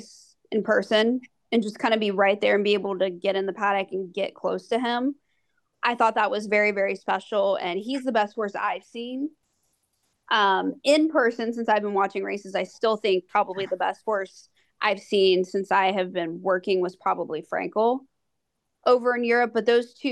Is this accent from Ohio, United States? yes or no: yes; Ohio, United States; growing up in Ohio